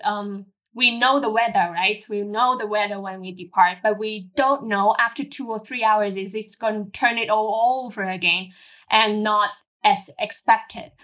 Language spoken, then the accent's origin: English; Hong Kong; I born and raised in Hong Kong as a normal local girls.